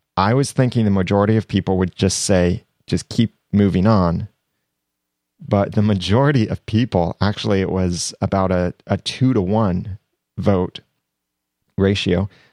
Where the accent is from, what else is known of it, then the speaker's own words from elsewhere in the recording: United States; accent: American; my American accent